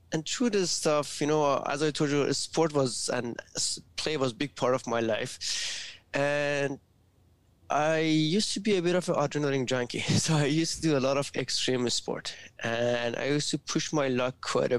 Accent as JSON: {"language": "English", "country": "Iran", "tie": "born or raised there", "moved": "yes", "said": "I was born in Iran, and first 6 years of my life, it was during the Iran and Iraq war"}